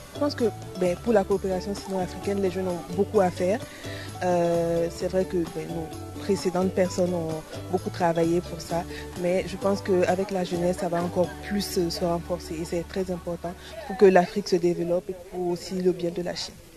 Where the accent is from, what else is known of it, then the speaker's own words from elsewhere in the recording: Chad; Je suis de nationalité tchadienne